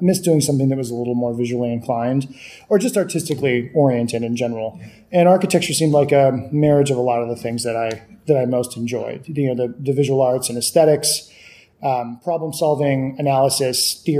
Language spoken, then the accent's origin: English; San Antonio, Texas, United States; So, you know, Texas, growing up in Texas was, you know, it's like any place else where you grew up.